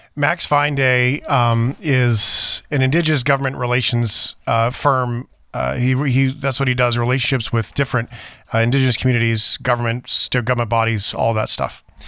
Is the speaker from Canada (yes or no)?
yes; Flin Flon, Manitoba, Canada; I was born in Flin Flon